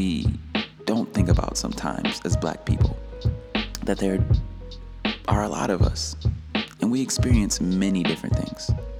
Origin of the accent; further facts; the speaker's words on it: Detroit, Michigan, United States; I grew up in Detroit, Michigan, and in a part where some would refer to as the hood